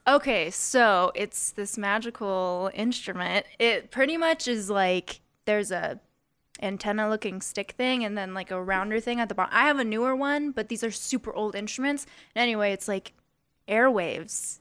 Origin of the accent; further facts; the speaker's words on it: Las Vegas, Nevada, United States; I'm from here. I'm, like, third generation.